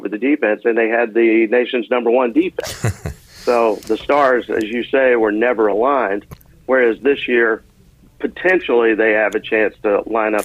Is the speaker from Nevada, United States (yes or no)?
no; Raleigh, North Carolina, United States; as a teenager growing up in Raleigh, 15, 16 years old, I'd be up in my room at my parents' house